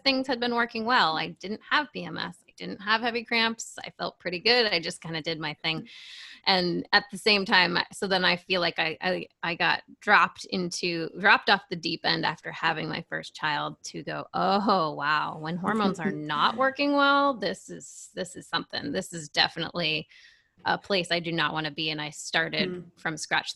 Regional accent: New Hampshire, United States; I grew up in New Hampshire, live free or die state.

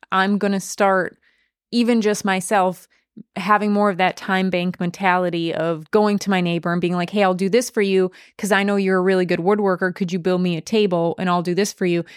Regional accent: western Wisconsin, United States; I'm from Wisconsin, in western Wisconsin, we have a lot of Amish

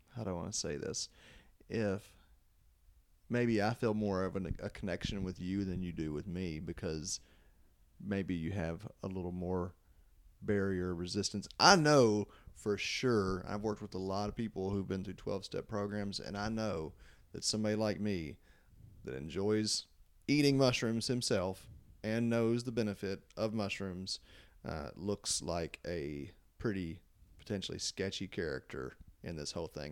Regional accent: Louisville, Kentucky, United States; I was from Louisville

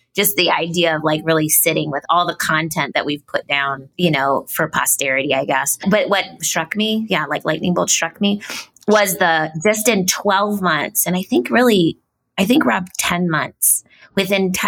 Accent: Ohio, United States; moved away; also born or lived in Cincinnati, Ohio; I'm from Ohio

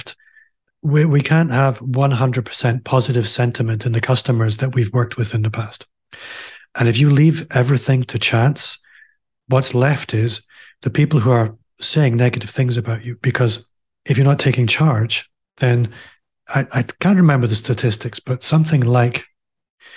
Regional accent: Aberdeen, Scotland, United Kingdom; moved away as an adult; now in Glasgow, United Kingdom; I'm also from Aberdeen, as you might be able to tell if you're listening. I left Aberdeen a couple of years ago. I live in Glasgow now.

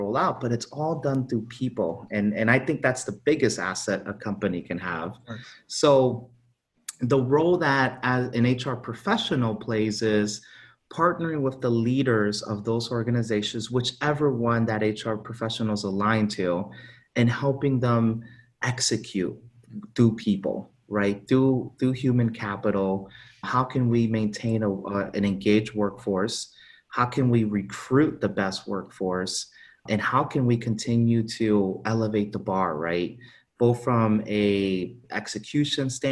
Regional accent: South Florida, United States; also born or lived in Honduras; I grew up in South Florida

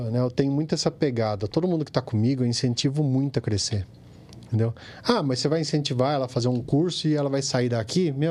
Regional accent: Pindamonhangaba, São Paulo, Brazil; born there; Sou nascido em Pindamonhangaba, fiz faculdade em Taubaté

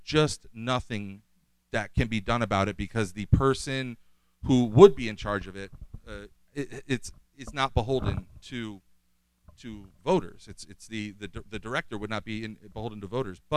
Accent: Bay Shore, New York, United States; I'm born in Bayshore, Long Island

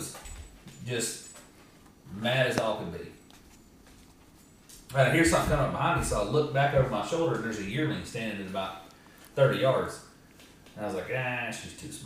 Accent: Georgia, United States; growing up in Georgia

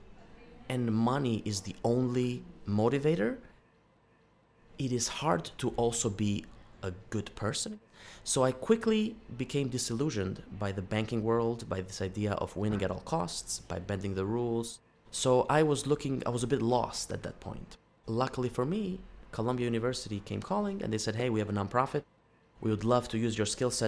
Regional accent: Albania; moved away; my home country of Albania

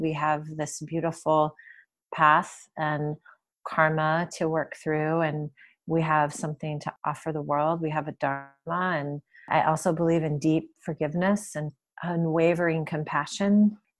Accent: Detroit, Michigan, United States; moved away as an adult; also born or lived in California / Washington State / San Francisco; I grew up in Detroit. Well, outside of Detroit, in the suburbs. I lived there for my, the first twenty-one or twenty-two years of my life

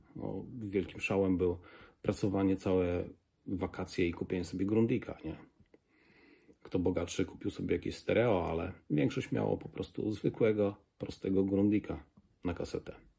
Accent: a village near Kraśnik, Lublin Voivodeship, Poland; Jestem e, z wsi pod Kraśnikiem

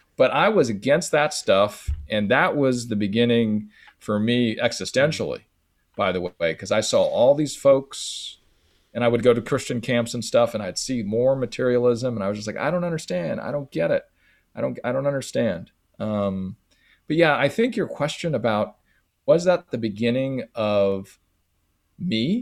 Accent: San Francisco, California, United States; Growing up in San Francisco, going to a, a high school, elementary school, a middle school

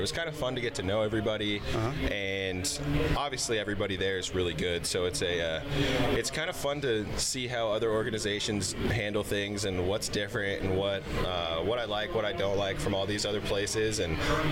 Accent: Arizona, United States; growing up in Arizona

